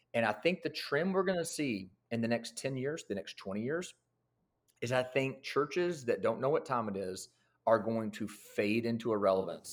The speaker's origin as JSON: {"language": "English", "town": "Lebanon", "region": "Tennessee", "country": "United States", "tie": "born or raised there", "said": "I am actually born and raised in the same town that I pastor in. So, from Lebanon, Tennessee"}